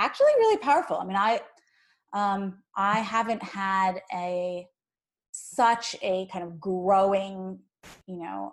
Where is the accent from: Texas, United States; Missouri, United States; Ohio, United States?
Ohio, United States; moved away; also born or lived in New Jersey; I grew up in Ohio and then in New Jersey. And growing up in Ohio as like one of the only brown kids in the area